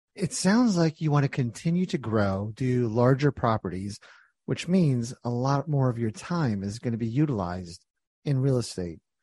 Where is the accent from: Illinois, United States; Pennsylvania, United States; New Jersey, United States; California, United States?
New Jersey, United States; When I was young, born and raised in Jersey